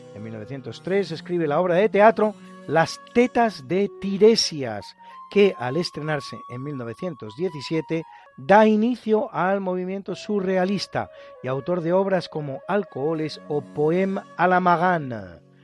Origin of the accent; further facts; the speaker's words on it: Spain; somos los españoles